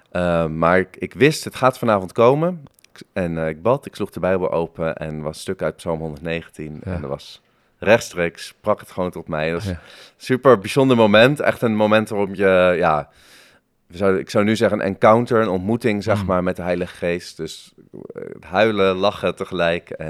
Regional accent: Harderwijk, Gelderland, Netherlands; born there; also born or lived in Bergambacht / Den Haag; Eh, ik ben geboren in Harderwijk, maar daar heb ik maar tot mijn derde gewoond. Ehm, want mijn vader is ook dominee. En eh, we zijn een aantal keer verhuisd. Dus na Harderwijk kwam Bergambacht eh, in het Groene Hart. En daarna Den Haag.

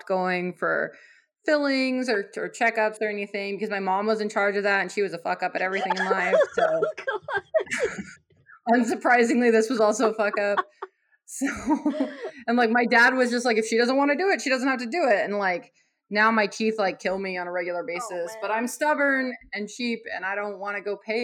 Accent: Arizona, United States; I'm from Arizona, which is a hotbed of libertarian thought

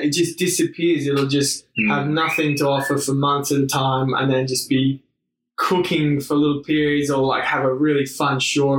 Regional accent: Sydney, New South Wales, Australia; living in Bondi. I mean, I sort of grew up here

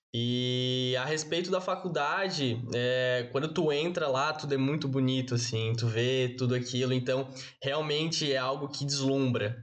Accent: Florianópolis, Santa Catarina, Brazil; moved away as an adult; now in Joinville, Brazil; Sou natural de Florianópolis

